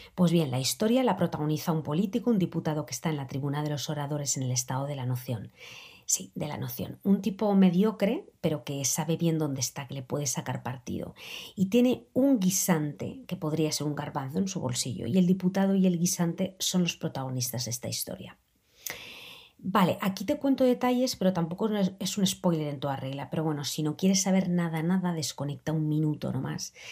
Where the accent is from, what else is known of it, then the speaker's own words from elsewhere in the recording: Aragon, Spain; A mí me lleva mucho a mi tierra